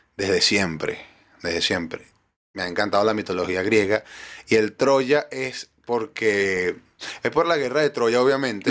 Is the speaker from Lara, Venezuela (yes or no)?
yes; Cabudare, Lara, Venezuela; moved away as an adult; also born or lived in Maracaibo, Venezuela; now in Chile; Barquisimeto como tal, yo soy de Caudare.